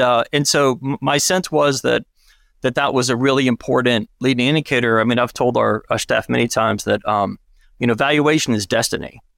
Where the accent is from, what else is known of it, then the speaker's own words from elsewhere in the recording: Alabama, United States; grew up, I grew up in Alabama